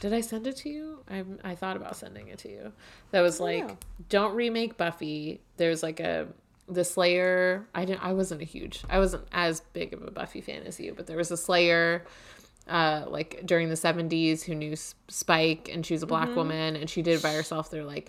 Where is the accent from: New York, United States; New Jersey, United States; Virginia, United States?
New Jersey, United States; Hillside; I'm from New Jersey too.